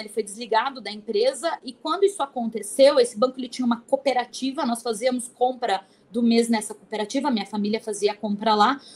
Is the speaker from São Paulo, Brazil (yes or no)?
yes; São Paulo, Brazil; eu sou aqui de São Paulo